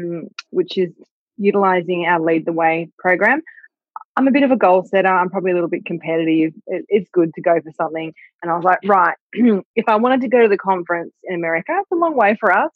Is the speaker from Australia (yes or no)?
yes; Australia; we're Australian